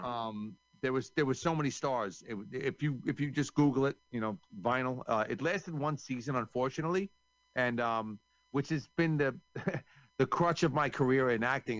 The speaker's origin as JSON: {"language": "English", "region": "New York", "country": "United States", "said": "I'm from New York"}